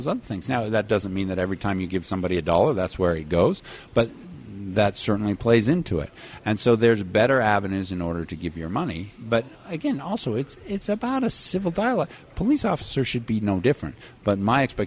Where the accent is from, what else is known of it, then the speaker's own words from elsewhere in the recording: Salt Lake City, Utah, United States; my experience growing up in Salt Lake City